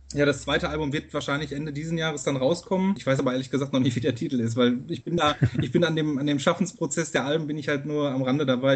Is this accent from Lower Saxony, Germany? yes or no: no; Castrop-Rauxel, North Rhine-Westphalia, Germany; ich komme aus Castro-Brauxel im Herzen des Ruhrgebiets